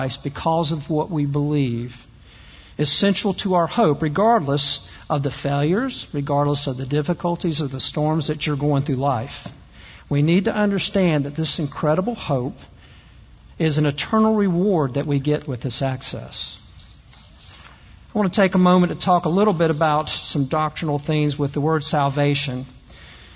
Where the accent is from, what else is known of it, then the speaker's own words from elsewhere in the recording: the South, United States; I'm also from the South. You probably can't tell from the way I talk